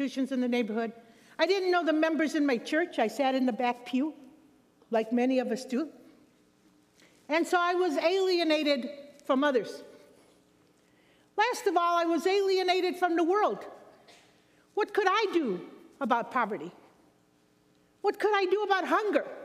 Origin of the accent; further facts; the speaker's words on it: Chicago, Illinois, United States; I grew up in Chicago, Illinois